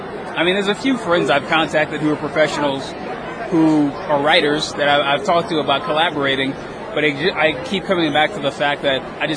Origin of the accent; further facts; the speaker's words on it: Louisiana, United States; I mean, I grew up in Louisiana, so like back then, before the internet, there wasn't a lot of information about how you actually break into comics.